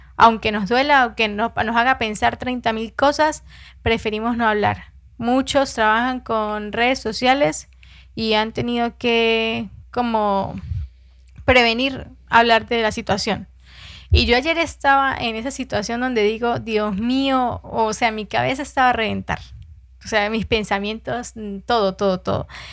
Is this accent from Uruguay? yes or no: no; Venezuela; now in Colombia; así haya nacido en Venezuela